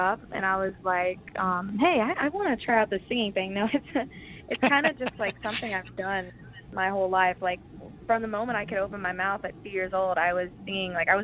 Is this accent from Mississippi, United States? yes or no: yes; Mississippi, United States; also born or lived in Nashville, Tennessee; now in Los Angeles, United States; I was born in Nashville, Tennessee, and then when I was around 2 years old, I moved to Mississippi. And living in the South and growing up